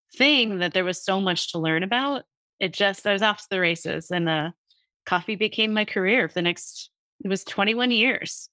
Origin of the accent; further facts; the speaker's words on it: New Jersey, United States; I grew up in New Jersey